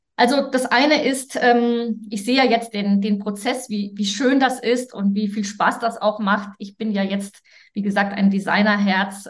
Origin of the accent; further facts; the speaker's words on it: Germany; als Deutsche